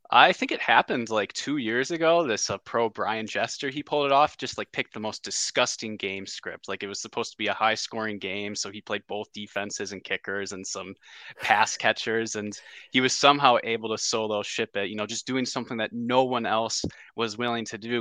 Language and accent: English; Wisconsin, United States; we're from Wisconsin